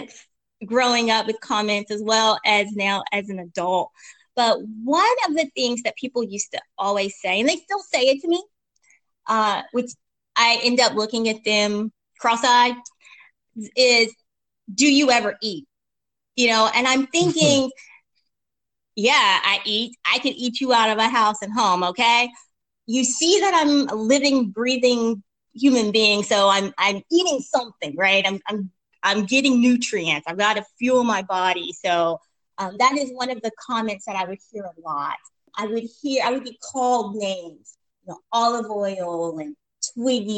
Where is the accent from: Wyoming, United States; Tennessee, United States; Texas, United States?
Tennessee, United States; East; also born or lived in Memphis, Tennessee; I am a Tennessee gal, born and raised in East Tennessee